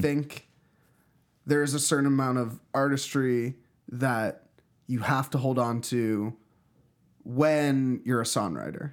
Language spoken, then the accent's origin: English; Pittsburgh, Pennsylvania, United States; moved away; also born or lived in Philadelphia; I grew up in Pittsburgh